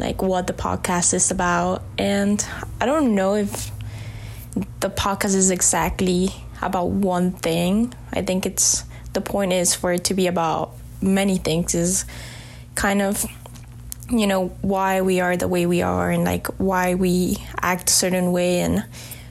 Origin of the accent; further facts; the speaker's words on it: Miami, Florida, United States; growing up in Miami